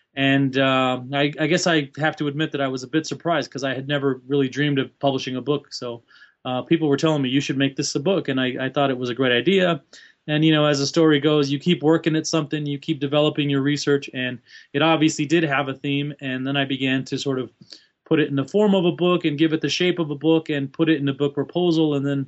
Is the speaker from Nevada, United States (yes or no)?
no; El Paso, Texas, United States; Long story, but born and raised in El Paso, Texas, West Texas, Mexican-American by culture and background. Essentially born and raised in El Paso, Texas, although I did travel as a young adult.